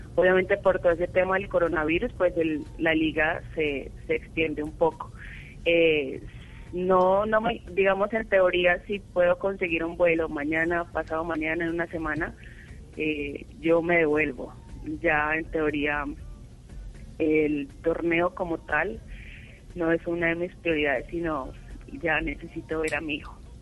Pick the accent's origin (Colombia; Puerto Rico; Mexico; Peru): Colombia; Boyacá; now in Bogotá, Colombia; Vivo en Bogotá, soy boyacense.